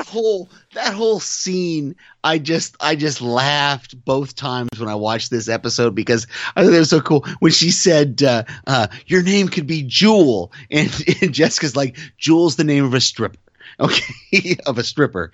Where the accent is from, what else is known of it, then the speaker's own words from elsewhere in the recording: California, United States; moved away as an adult; also born or lived in Texas; I'm from the West Coast. I grew up in California